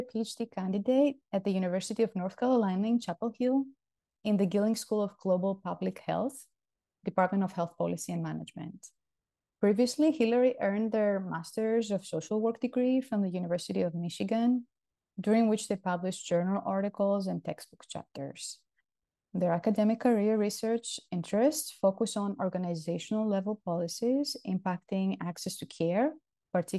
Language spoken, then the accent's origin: English; Greece; moved away as an adult; also born or lived in Louisiana, United States; now in Houston, United States; I'm originally from Greece. I came to the US in 2007 as an international graduate student.